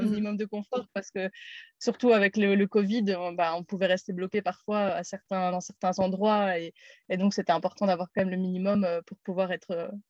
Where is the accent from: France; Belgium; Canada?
Belgium; Namur, Wallonia; moved away as an adult; also born or lived in Brussels; J'ai eu 30 ans cette année. Je suis de Namur à la base où j'ai fait mes études euh, d'ingénieur de gestion.